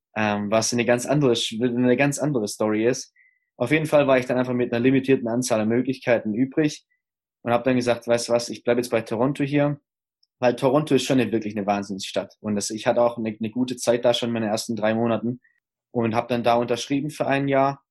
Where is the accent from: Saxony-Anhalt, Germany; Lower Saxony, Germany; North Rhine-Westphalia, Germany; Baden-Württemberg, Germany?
Baden-Württemberg, Germany; Stuttgart; moved away; also born or lived in Ruhr area; meiner Heimat in Stuttgart